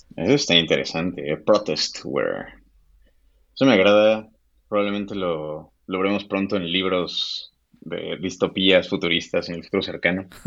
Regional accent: Mexico; también soy un desarrollador mexicano

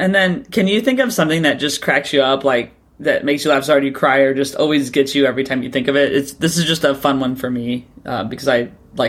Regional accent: California, United States; We grew up in California.

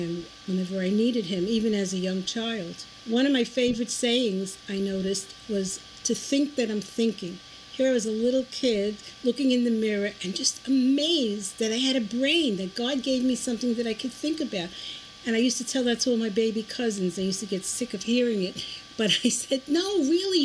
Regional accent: New York City, New York, United States; I was born in the Lower East Side of Manhattan on Eldridge Street, actually at Beth Israel Hospital, but I lived on Eldridge Street between Delancey and Broome

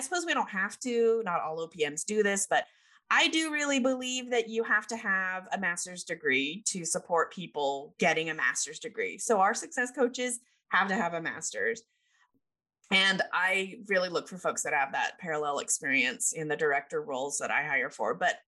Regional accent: United Kingdom; is being raised British. I know you can't tell because I don't have my accent.

